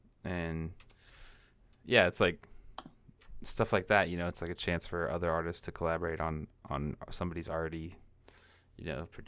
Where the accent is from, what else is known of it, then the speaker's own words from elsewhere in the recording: Washington, United States; I'm from Washington